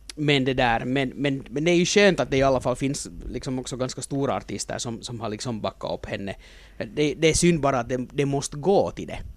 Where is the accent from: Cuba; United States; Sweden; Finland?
Finland; som finländare